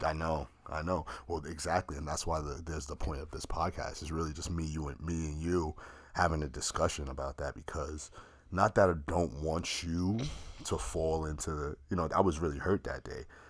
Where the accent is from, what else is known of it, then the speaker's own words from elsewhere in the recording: New York City, New York, United States; when I was growing up in the Bronx.